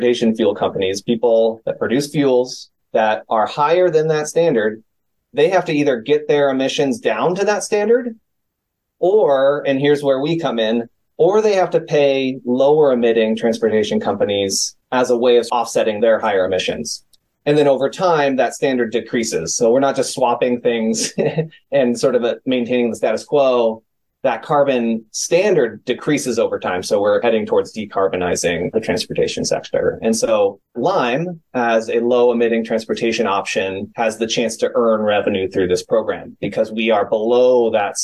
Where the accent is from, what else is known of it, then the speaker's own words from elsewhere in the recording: San Francisco, California, United States; my hometown of San Francisco